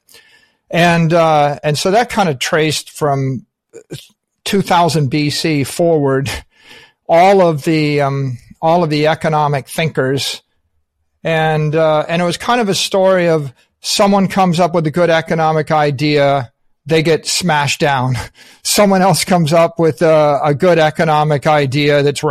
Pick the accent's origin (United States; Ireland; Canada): United States; as an American